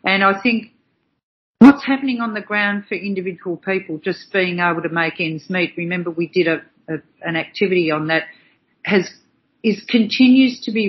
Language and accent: English; Australia; proud of being an Aussie